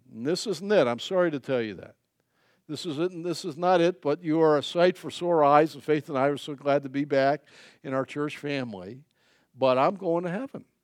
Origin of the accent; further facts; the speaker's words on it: United States; as an American